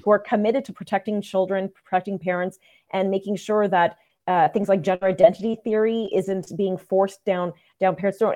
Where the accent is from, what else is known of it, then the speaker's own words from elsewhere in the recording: Saint John, New Brunswick, Canada; moved away; I was born in New Brunswick